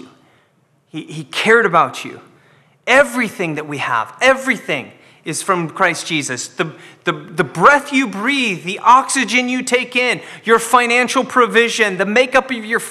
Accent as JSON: {"language": "English", "region": "Scotland", "country": "United Kingdom", "said": "I'm Scottish"}